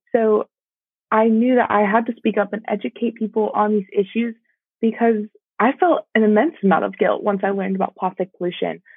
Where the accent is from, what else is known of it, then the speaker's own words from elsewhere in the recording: Georgia, United States; my home state